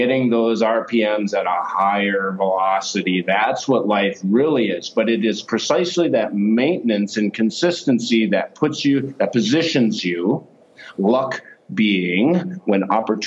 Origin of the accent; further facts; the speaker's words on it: United States; I'm an American